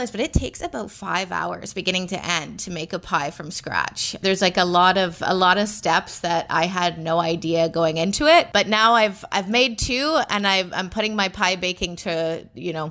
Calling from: Toronto, Ontario, Canada; I am sitting in Toronto, right in the locked down downtown core right now.

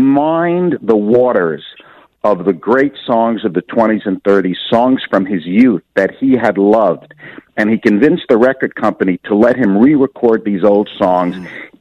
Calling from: Los Angeles, California, United States; I'm speaking from Los Angeles.

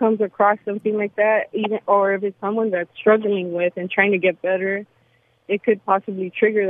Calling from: Woodley Hills, Virginia, United States; Hi. Welcome to... … I'm from Woodley Hills.

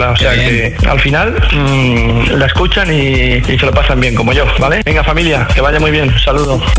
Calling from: Argentona, Catalonia, Spain; de Argentona, provincia de Barcelona.

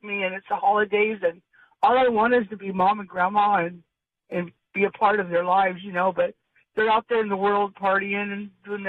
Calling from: Sage, California, United States

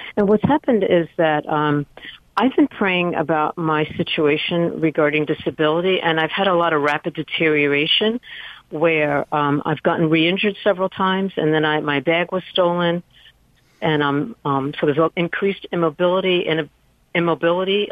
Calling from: New York City, New York, United States; also born or lived in San Francisco Bay Area, United States; I'm calling from New York City

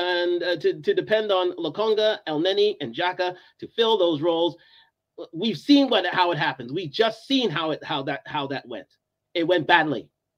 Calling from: Toronto, Ontario, Canada; I'm coming from Toronto, actually.

